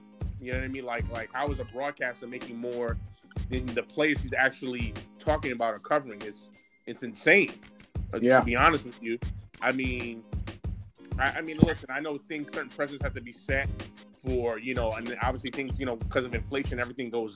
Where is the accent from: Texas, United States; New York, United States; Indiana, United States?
New York, United States; New York City; I'm from New York, from Brooklyn.